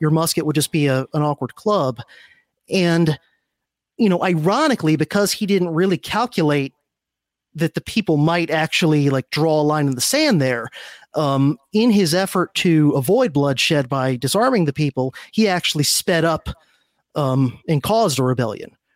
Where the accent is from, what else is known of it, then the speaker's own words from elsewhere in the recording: South Florida, United States; also born or lived in Miami; I grew up in South Florida